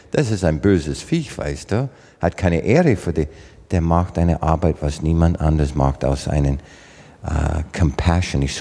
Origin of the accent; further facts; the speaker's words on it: Southern Canada, Canada; German is a second language; So für deutschen Verhältnis war das schon Arktis bei uns im Süden von Kanada.